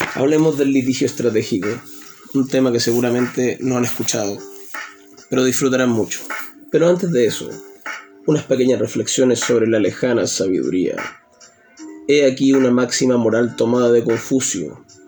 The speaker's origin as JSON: {"language": "Spanish", "country": "Chile", "said": "mi país, en Chile"}